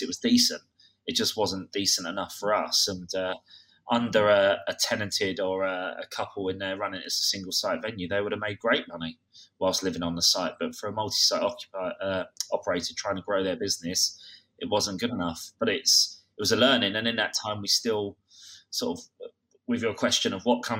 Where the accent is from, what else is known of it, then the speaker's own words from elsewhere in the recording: Kent, South East England, United Kingdom; I'm from Kent